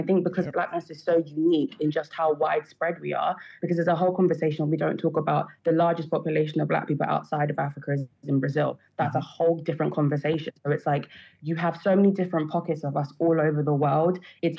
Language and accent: English; United Kingdom; if I go and I fill out a census, I will say I'm Black British. Mm-hmm. But I know in myself, whilst I am Black British, again, it goes down to I'm my tribe first. I'm from the country I am next.